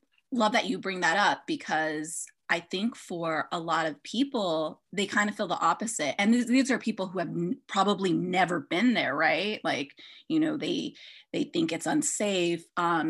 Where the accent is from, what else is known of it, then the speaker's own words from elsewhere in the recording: United States; I'm an American woman